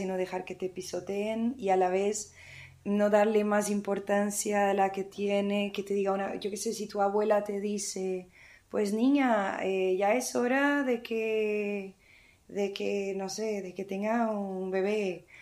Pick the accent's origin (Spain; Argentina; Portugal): Portugal; moved away; yo soy de Portugal